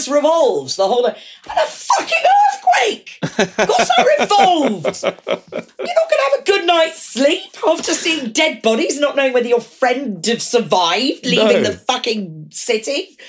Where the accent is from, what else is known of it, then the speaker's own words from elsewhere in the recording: United Kingdom; I'm a Brit, not an American.